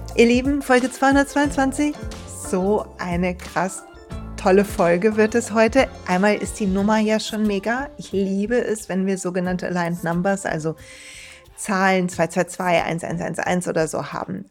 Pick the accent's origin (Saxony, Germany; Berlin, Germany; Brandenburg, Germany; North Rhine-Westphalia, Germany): North Rhine-Westphalia, Germany; Duisburg; in Duisburg, in meiner Heimatstadt